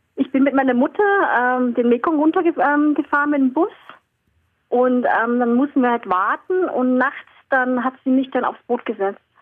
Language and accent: German; Starnberg, Bavaria, Germany; also born or lived in Vietnam; weil ich eben hier groß geworden bin in Deutschland, mich hier eingelebt habe, deutsche Freunde hatte, deutsche Eltern hatte